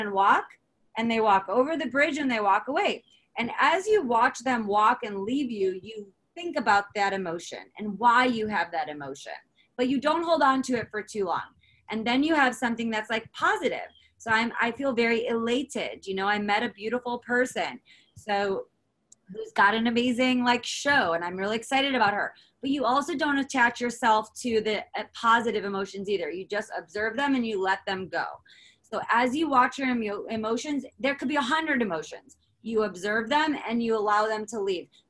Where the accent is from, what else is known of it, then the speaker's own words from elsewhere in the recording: United States; as an American